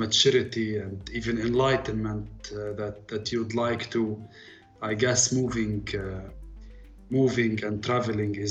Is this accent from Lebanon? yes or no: yes; Lebanon; moved away as an adult; also born or lived in Abu Dhabi, UAE; now in Dubai, UAE; I'm born and raised in Lebanon till I was 18 in a village up the mountains